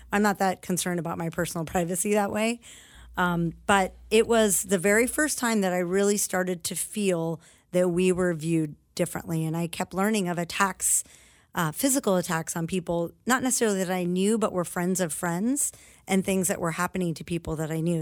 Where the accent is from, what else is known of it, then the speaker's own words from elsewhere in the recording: United States; having been born here, I actually have really intense ties to my patriotism as an American